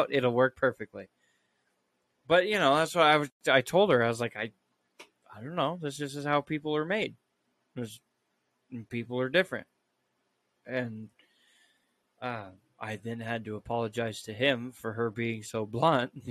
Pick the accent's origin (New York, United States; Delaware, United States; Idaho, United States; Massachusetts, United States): Idaho, United States; growing up in Idaho